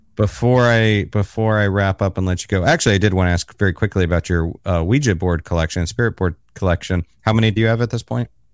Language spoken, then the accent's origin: English; Florida, United States; now in New York City, United States; I'm based in New York City, not too far from you, I guess, and but I'm originally from Florida